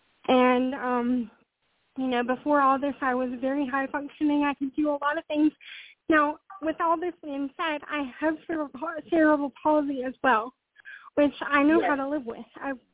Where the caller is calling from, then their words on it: Charlotte, North Carolina, United States; I'm calling from North Carolina.